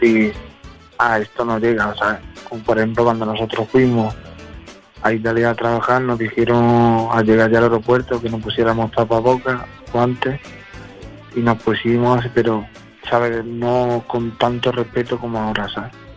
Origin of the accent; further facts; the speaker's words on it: Cádiz, Andalusia, Spain; now in Madrid, Spain; soy de Cádiz, de Andalucía